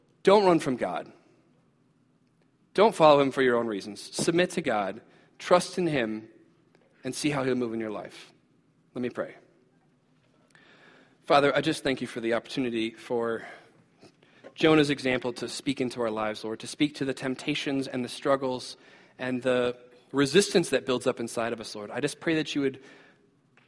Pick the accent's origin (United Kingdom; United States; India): United States; as American Christians